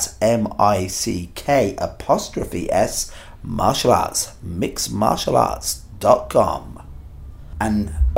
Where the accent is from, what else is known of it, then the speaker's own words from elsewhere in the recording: Ireland; I'm an Irish construction worker